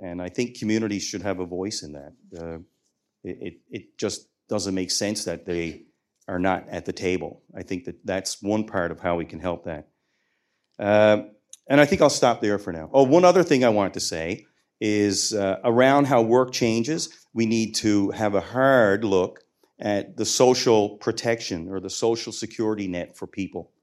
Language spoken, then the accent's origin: English; Newfoundland and Labrador, Canada; I'm a Newfoundlander and Labradorian